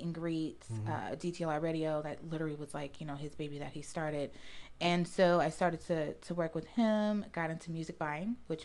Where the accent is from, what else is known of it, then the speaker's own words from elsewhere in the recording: Montgomery County, Maryland, United States; also born or lived in Washington, D.C. / Baltimore, Maryland; I'm from here. I was born in D.C., but I was raised in Montgomery County.